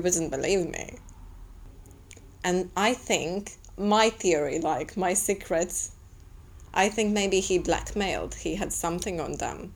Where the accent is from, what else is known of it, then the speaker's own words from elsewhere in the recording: Latvia; I'm from Latvia